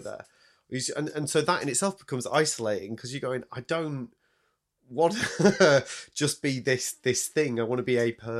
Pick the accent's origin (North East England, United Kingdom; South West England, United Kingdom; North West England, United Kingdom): North West England, United Kingdom; Salford; born there; That's why I don't talk like that when I come down here. When I was born in Salford, you know.